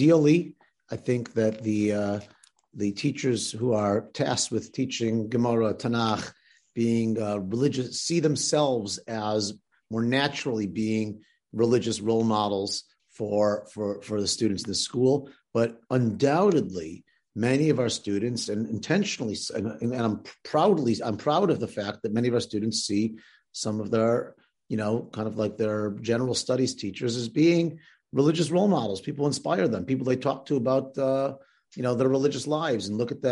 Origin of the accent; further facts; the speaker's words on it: Chicago, Illinois, United States; I also grew up out of town in Chicago.